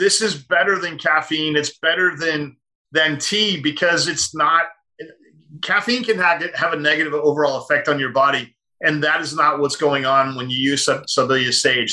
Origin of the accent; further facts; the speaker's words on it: United States; I'm an American